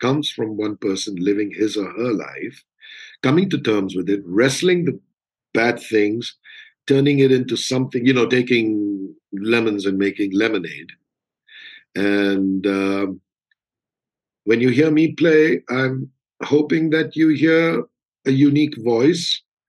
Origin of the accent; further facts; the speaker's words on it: India; So growing up in India is, I would imagine, very different from growing up anywhere else.